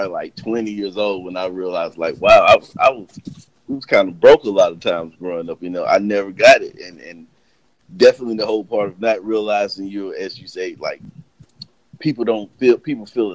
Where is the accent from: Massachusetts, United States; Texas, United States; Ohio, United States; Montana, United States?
Ohio, United States; also born or lived in North Carolina; I was born in North Carolina, and I lived there till I was probably around 8. Then we moved to Ohio.